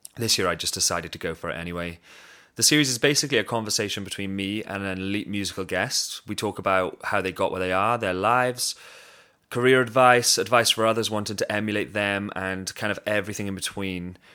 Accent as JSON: {"language": "English", "town": "Swansea", "region": "Wales", "country": "United Kingdom", "said": "I'm from Swansea City in Wales, in the U K, very proud of it"}